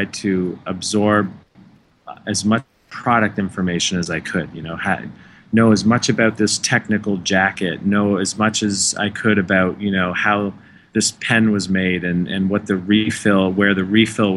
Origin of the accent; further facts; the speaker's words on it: Canada; now in United States; I am Canadian